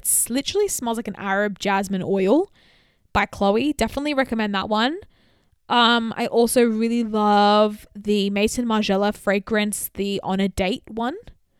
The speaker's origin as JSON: {"language": "English", "country": "Australia", "tie": "born or raised there", "said": "I grew up in Australia. I've definitely experienced racism."}